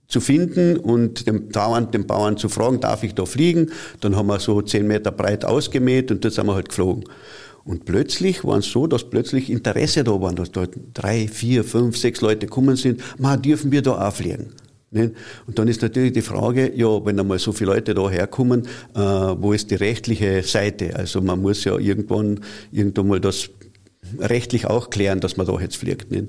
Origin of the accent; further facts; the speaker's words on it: Carinthia, Austria; Es gibt ja ein Flugzeugwerk hat es gegeben bei uns in Kärnten und das war in Seeboden bei Milstadt.